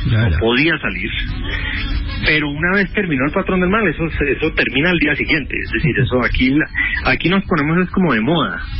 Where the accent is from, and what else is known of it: Colombia